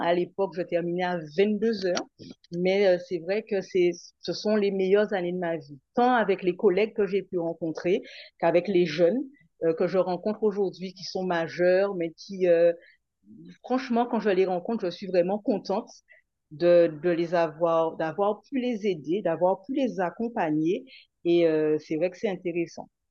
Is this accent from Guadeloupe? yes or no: yes; Guadeloupe; rester en Guadeloupe